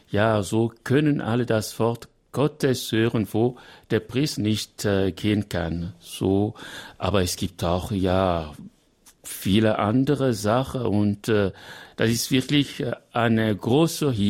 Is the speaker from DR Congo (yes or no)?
yes; DR Congo; Aber ja, ich komme aus dem Kongo und äh, ich habe gemerkt, äh, ich weiß, wie Radio Maria wichtig für die Leute sind.